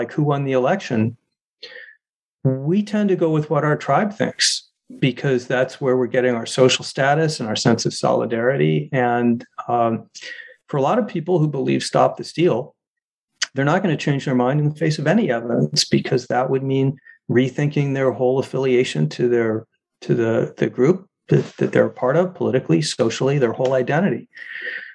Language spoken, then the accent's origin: English; Arizona, United States; Arizona, my home state.